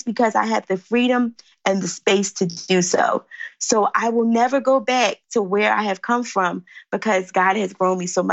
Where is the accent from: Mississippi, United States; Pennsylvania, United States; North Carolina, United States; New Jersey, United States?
Pennsylvania, United States; Philadelphia; I live in Philly. I'm from Philly